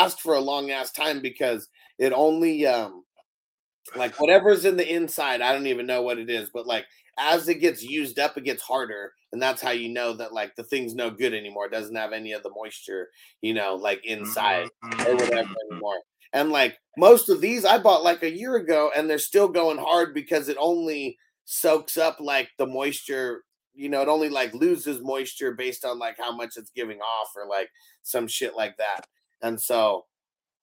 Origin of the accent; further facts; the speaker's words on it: San Diego, California, United States; moved away as an adult; I lived in San Diego my whole life until last year